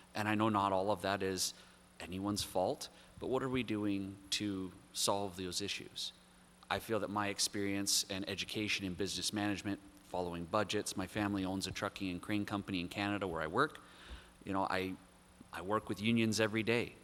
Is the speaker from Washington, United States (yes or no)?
yes; Blaine, Washington, United States; I grew up in Blaine.